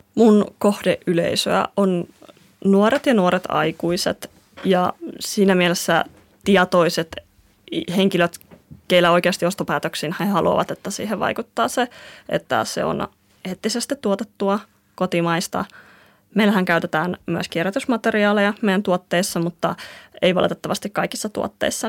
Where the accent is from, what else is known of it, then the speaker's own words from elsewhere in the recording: Kuusankoski, Kymenlaakso, Finland; me ollaan Kuusalta, että se tulee Kuusan koskelta. Mä tulen sieltä, missä toisella puolella on junavaunut täynnä graffiteja ja toisella puolella tietä kasvaa sitten sitä loputonta metsää. Se on ihan erilainen ympäristö kasvaa sieltä